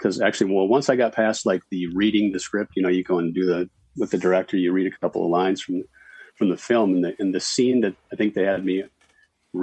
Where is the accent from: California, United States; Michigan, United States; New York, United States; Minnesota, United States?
Minnesota, United States; moved away as an adult; also born or lived in Denver; now in Los Angeles, United States; I played basketball growing up, so. Mm-hmm. But I'm from Minnesota.